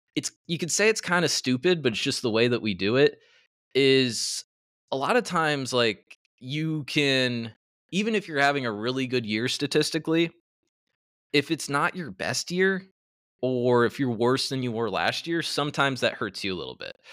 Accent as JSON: {"language": "English", "region": "Iowa", "country": "United States", "said": "I'm from Iowa."}